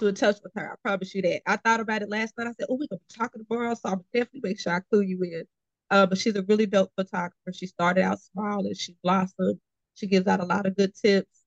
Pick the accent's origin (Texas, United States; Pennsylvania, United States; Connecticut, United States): Texas, United States; Austin; moved away as an adult; now in Houston, United States; I'm originally from Austin, Texas. So um, I came here for college and stayed.